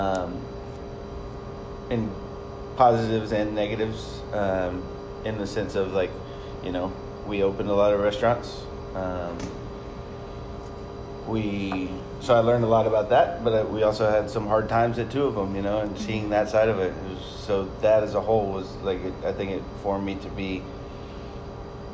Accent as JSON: {"language": "English", "town": "La Vernia", "region": "Texas", "country": "United States", "also_born_or_lived": "Charleston, South Carolina / Austin, Texas", "lives_now": "San Antonio, United States", "said": "I'm from Lavernia."}